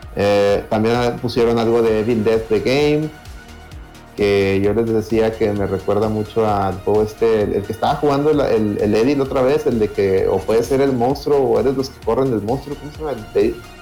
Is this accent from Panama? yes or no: no; Mexico; Somos de México, la mayoría de Monterrey